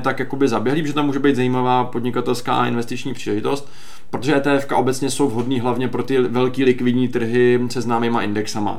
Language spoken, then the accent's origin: Czech; Czechia; jako Češi